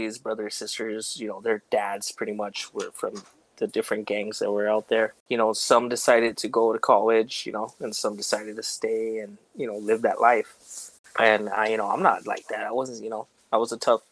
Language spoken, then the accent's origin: English; Los Angeles, California, United States; born or raised there